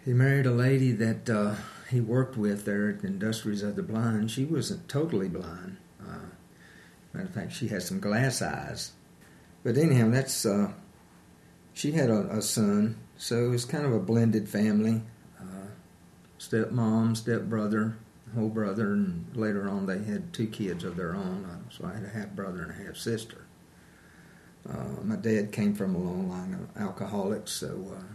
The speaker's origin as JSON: {"language": "English", "town": "Greensboro", "region": "North Carolina", "country": "United States", "tie": "born or raised there", "said": "I'm from Greensboro, North Carolina, down a little farther south"}